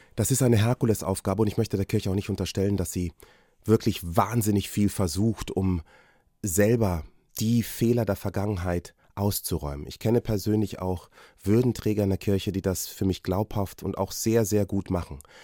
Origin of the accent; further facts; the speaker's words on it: Germany; Ich bin in Deutschland geboren und hier aufgewachsen